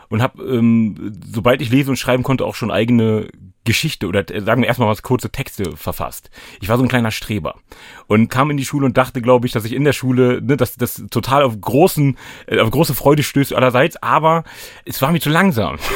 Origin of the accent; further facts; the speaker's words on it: Hanover, Lower Saxony, Germany; ich komme aus Hannover-Linden. Ich habe es nur geschafft, von Linden Nord nach Linden Süd zu ziehen.